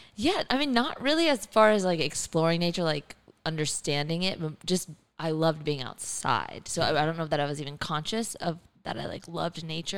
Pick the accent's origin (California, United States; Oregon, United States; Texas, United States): Texas, United States; Kingwood; also born or lived in New Orleans, Louisiana; I was born in New Orleans, but grew up in Kingwood, which is near Houston